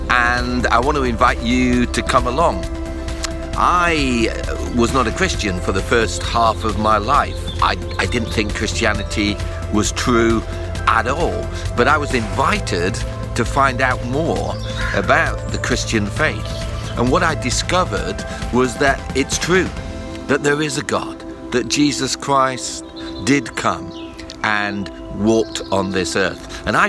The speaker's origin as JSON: {"language": "English", "town": "Huddersfield", "region": "Yorkshire and the Humber", "country": "United Kingdom", "said": "I'm from Huddersfield and it's a beautiful day here in West Yorkshire."}